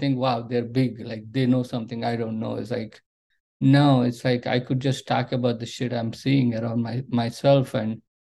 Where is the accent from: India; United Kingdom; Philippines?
India; moved away as an adult; now in United States; when I grew up in India